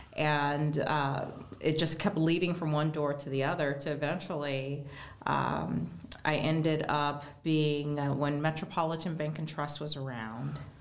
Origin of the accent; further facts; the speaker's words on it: Geauga County, Northeast Ohio, United States; I grew up in Geauga County